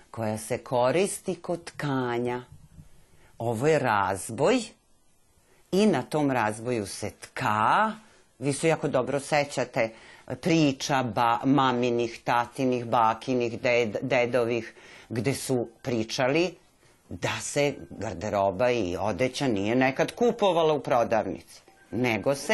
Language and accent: Croatian; Serbia; kod nas u Srbiji nema još toga.